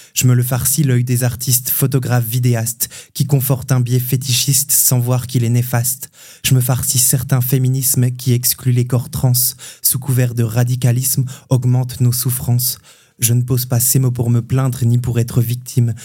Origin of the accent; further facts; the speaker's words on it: Hautes-Vosges, Grand Est, France; now in Nancy, France; je viens des Hauts-de-Vosges, où j'ai passé mon enfance en fait